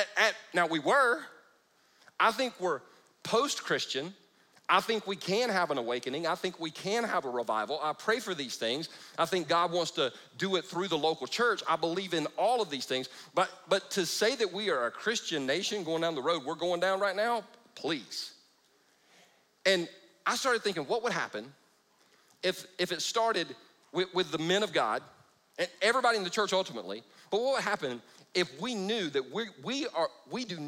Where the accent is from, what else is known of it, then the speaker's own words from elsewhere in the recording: Easley, South Carolina, United States; I grew up in Easley, South Carolina.